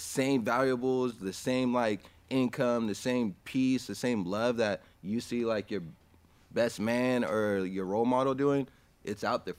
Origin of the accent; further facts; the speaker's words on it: California, United States; I grew up in Tashkent, California, had a big family